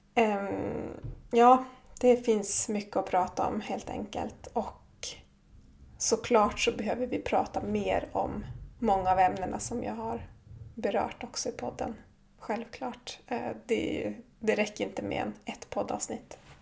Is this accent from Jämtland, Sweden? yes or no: yes; Jämtland, Sweden; moved away as an adult; now in Kautokeino, Norway; uppe i stugan, Orsebotten, där jag kommer ifrån